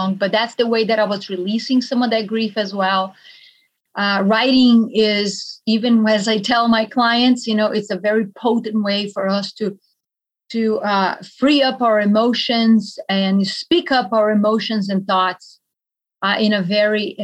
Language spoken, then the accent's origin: English; Brazil; moved away; I am from Brazil.